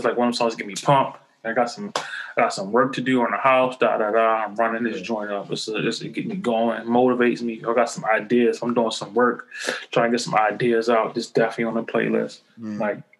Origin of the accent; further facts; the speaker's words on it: Los Angeles, California, United States; how like growing up in South Central, shit you deal with, and like how you try to overcome